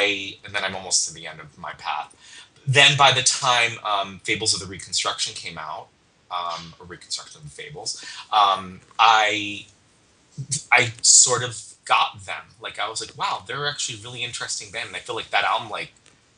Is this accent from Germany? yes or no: no; New York, United States; now in Bay Area, United States; I grew up out near New York City